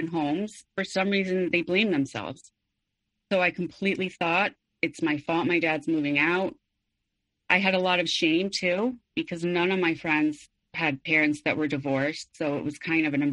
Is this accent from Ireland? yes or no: no; Mexico City, Mexico; I was born and raised in Mexico City